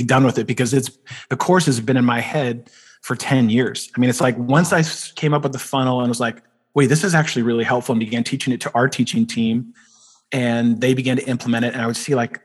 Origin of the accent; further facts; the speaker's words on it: East Bay, Bay Area, California, United States; Bay Area, baby, East Bay